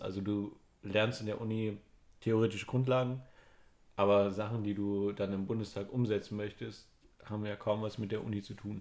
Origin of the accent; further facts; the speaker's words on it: Germany; wir als Deutsche